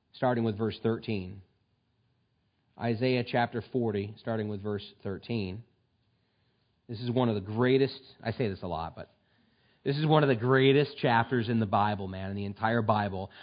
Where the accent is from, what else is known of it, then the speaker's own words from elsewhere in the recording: United States; We are so privileged in this country